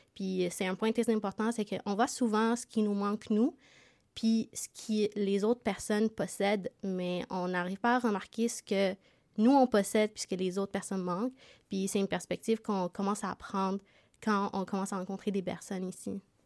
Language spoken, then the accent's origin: French; Montreal, Quebec, Canada; moved away as an adult; now in Sherbrooke, Canada; Moi aussi, j'ai déménagé à Sherbrooke. je viens de Montréal